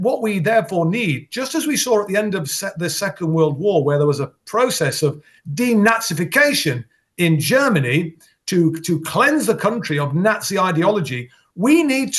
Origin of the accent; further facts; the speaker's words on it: Derby, East Midlands, United Kingdom; my hometown of Derby